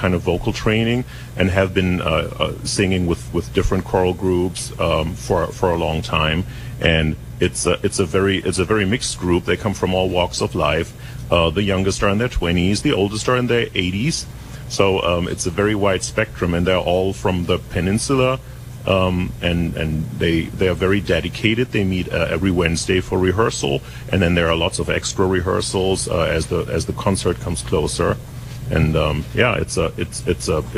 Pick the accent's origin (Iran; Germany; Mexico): Germany; Essen, North Rhine-Westphalia; moved away as an adult; also born or lived in New York / Europe; now in Carmel, United States; I was born in Germany. I was born in Germany, in Essen